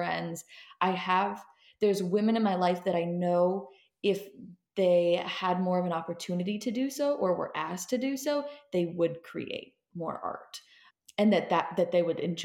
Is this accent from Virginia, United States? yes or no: no; Seattle, Washington, United States; moved away; I am originally from Seattle, Washington, that area